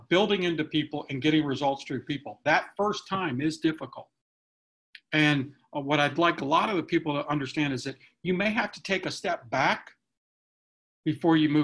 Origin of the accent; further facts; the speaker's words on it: near Cary, North Carolina, United States; Cary, North Carolina, which is close to my hometown